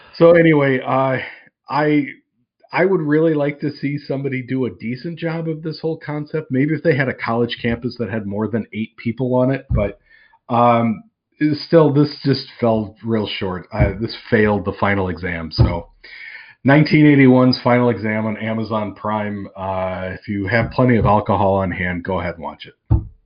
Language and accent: English; outside of Chicago, Illinois, United States; I grew up outside of Chicago